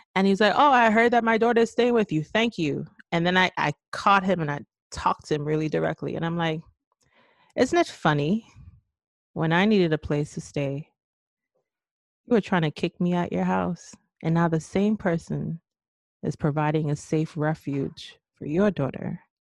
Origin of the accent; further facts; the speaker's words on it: Trinidad & Tobago; moved away as an adult; also born or lived in New York City; I left my home country of Trinidad and Tobago at the age of 18 years old, never leaving the country before